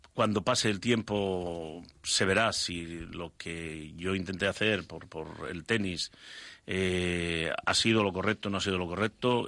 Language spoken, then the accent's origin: Spanish; Asturias, Spain; me gusta Asturias, me gusta estar allí y, se me hace difícil estar fuera de, mi tierra